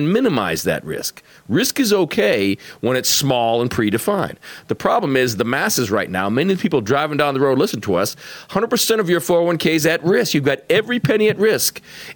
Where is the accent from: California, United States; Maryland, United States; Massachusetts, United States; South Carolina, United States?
Massachusetts, United States; Boston; moved away; you can take the kid out of Boston, you can't take Boston out of the kid